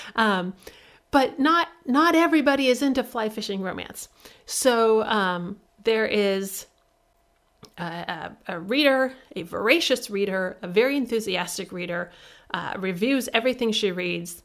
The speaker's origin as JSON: {"language": "English", "region": "Midwest", "country": "United States", "said": "I'm from the Midwest"}